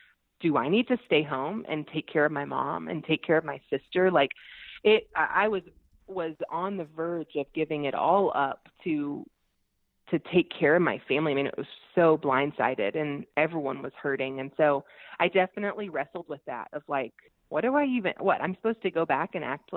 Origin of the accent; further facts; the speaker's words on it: Georgia, United States; I'm from Georgia. We're in the Bible Belt